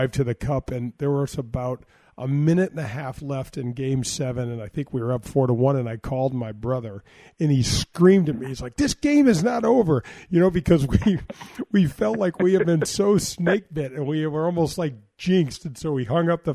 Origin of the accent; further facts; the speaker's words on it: St. Louis, Missouri, United States; I grew up in St. Louis